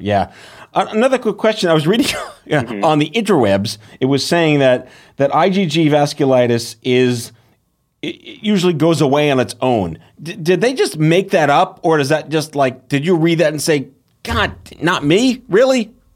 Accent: New York, United States; as a New Yorker

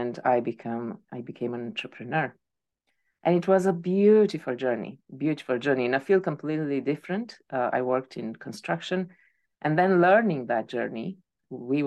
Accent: Romania; moved away as an adult; also born or lived in Spain; I am from Romania, and I moved to different countries over the years.

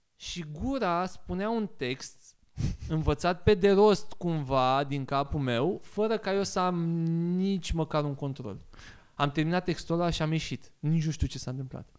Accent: Bucharest, Romania; also born or lived in Sibiu; eu sunt din Giulești, sunt din Crângaș, Giulești

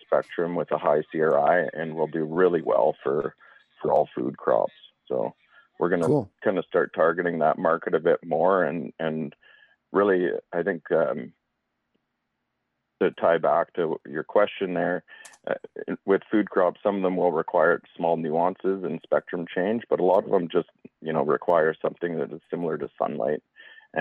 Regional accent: the Kootenays, British Columbia, Canada; also born or lived in Spokane Valley, Washington, United States; growing up in the Kootenays in the Spokane Valley

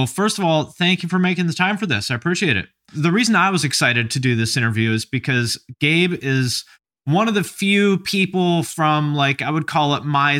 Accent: Seattle, Washington, United States; also born or lived in Montclair, United States; I'm from Seattle originally, but I lived kind of all over the place. I lived in Montclair for like a year.

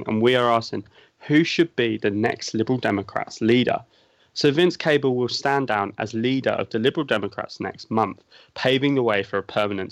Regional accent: United Kingdom; as a Brit

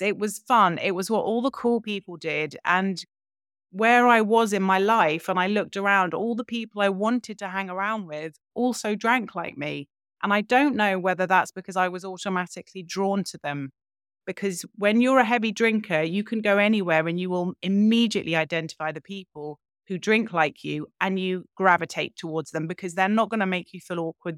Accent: London, United Kingdom; grew up in London, in a big house.

